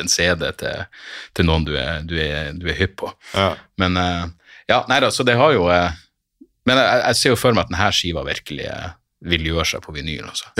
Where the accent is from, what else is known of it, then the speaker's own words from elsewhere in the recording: Narvik, Nordland, Norway; moved away; Jeg har jo litt sånn halvanstrengt forhold til hjembyen min